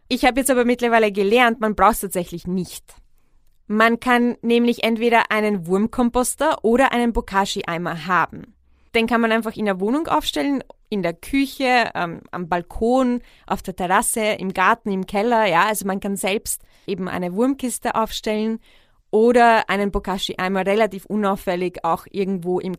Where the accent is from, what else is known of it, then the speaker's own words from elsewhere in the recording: Vienna, Austria; ich fand es immer richtig faszinierend, dass meine Heimatstadt Wien jeden Tag so viel Brot wegschmeißt wie ganz Graz, also die zweitgrößte Stadt von Österreich, jeden Tag einkauft oder essen könnte.